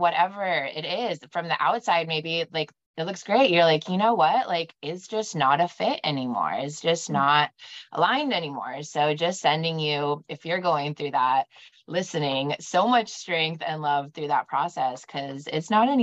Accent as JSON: {"language": "English", "area": "Bay Area", "region": "California", "country": "United States", "tie": "born or raised there", "moved": "yes", "lives_now": "Scottsdale, United States", "said": "I was growing up in the Bay Area. So we had San Francisco to the north and Santa Cruz to the south"}